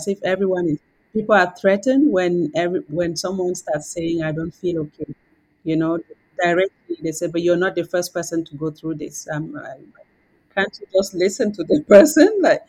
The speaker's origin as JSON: {"language": "English", "country": "Cameroon", "tie": "born or raised there", "moved": "as an adult", "lives_now": "Canada", "said": "They're growing up in Canada. I grew up in Cameroon."}